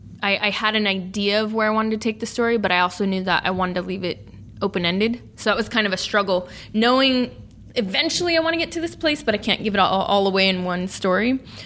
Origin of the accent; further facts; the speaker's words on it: Sacramento, California, United States; living and working in my hometown in Sacramento.